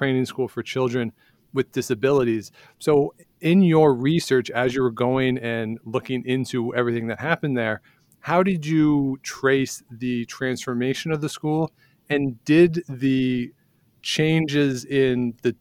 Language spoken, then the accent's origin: English; Ontario, Canada; being somebody who grew up in Ontario